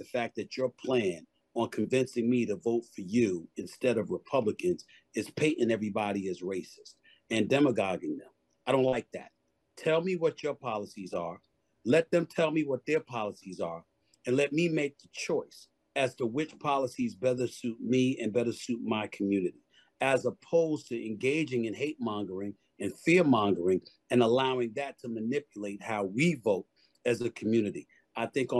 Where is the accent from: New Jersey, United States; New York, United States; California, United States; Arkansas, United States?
New York, United States; New York City; also born or lived in The Bronx; I was born in the Bronx, raised in Hollis, Queens, New York City